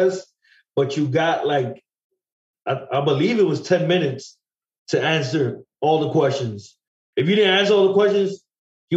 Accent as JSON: {"language": "English", "country": "Puerto Rico", "tie": "born or raised there", "also_born_or_lived": "East Harlem", "moved": "yes", "said": "a friend of mine that I grew up with in Puerto Rico"}